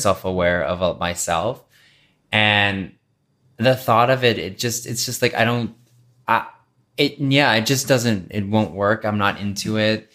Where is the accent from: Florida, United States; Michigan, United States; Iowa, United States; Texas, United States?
Texas, United States; now in Los Angeles, United States; I grew up in Texas